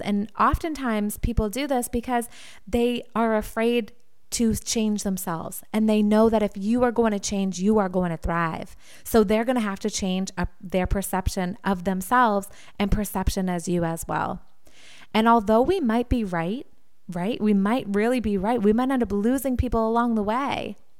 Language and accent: English; Wilmington, Massachusetts, United States; W C T V in Wilmington, Massachusetts, my hometown